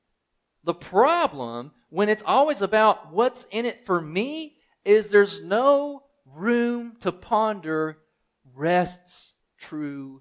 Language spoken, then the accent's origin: English; United States; I'm thinking as an American